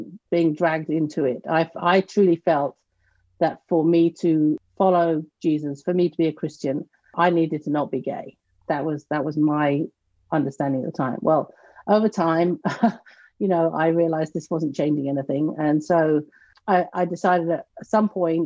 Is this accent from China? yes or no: no; near Canterbury, Kent, South East England, United Kingdom; moved away as an adult; also born or lived in Massachusetts; now in North Carolina, United States; I grew up in the southeast of the United Kingdom in a town close to Canterbury, Kent